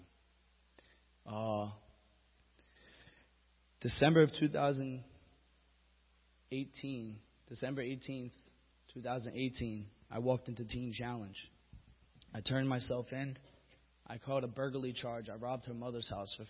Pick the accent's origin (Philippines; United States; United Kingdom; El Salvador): United States; Bayonne, New Jersey; I was born and raised in Bayonne, right on the borderline of Jersey City.